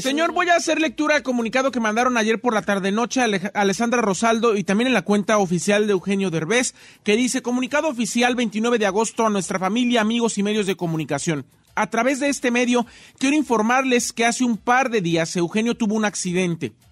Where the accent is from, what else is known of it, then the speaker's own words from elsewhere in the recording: Morelia, Michoacán, Mexico; yo soy de Morelia, Michoacán.